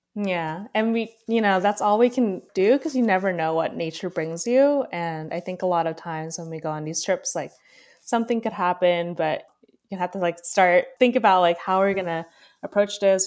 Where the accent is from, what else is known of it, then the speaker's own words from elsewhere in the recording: California, United States; having been born and raised in California